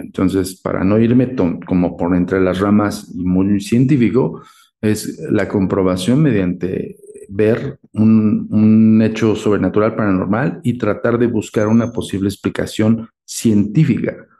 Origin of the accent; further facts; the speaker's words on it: Mexico; nosotros como mexicanos